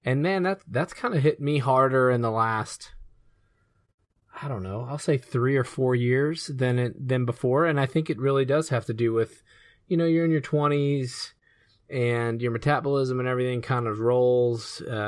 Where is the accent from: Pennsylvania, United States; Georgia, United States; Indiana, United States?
Georgia, United States; And I grew up in Georgia, 16 years old, license, 15 is when you get your permit.